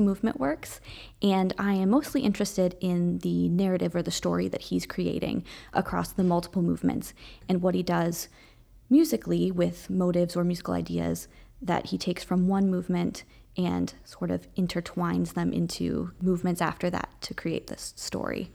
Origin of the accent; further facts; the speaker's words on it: Ohio, United States; moved away as an adult; also born or lived in Massachusetts; I'm originally from Ohio